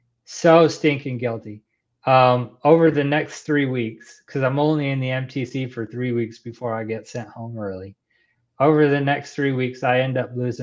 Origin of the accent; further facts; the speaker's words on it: Texas, United States; born there; accent: Texan; So I was born in Texas, lived in Texas a couple times, stationed in Texas a couple times.